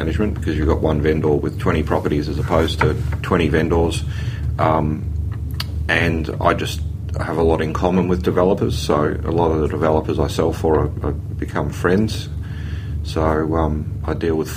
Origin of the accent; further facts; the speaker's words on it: England, United Kingdom; now in Australia; Being English